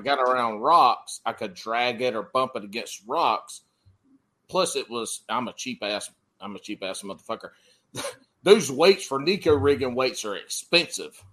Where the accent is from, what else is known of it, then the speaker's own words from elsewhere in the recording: South Carolina, United States; I grew up in South Carolina